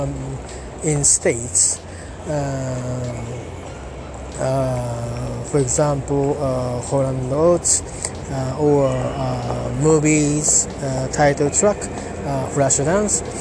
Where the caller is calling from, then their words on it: Japan; English is a second language; I'm talking from Japan. As usual, I am at near Tamagawa River